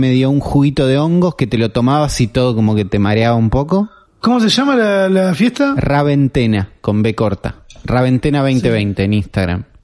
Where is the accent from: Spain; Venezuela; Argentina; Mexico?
Argentina; Nosotros hacemos uno antes que estos dos que vos nombraste y somos de acá, de Argentina, ¿no?